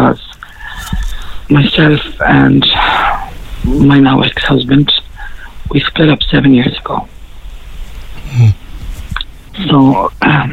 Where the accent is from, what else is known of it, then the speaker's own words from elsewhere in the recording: Ennis, Munster, Ireland; I'm originally from Ennis, okay. County Clare myself.